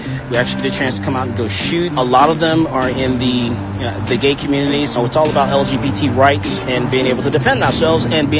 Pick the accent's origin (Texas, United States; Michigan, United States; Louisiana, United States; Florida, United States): Texas, United States; That is about being a Texan. That's about being from the South.